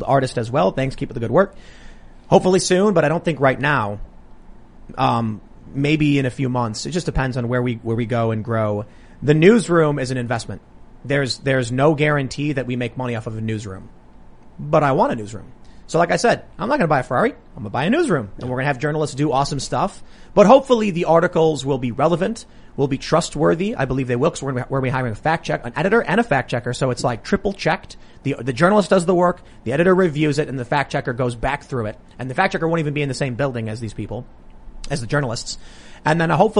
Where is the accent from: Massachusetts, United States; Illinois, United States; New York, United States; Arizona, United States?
Illinois, United States; Chicago; I grew up in the south side of Chicago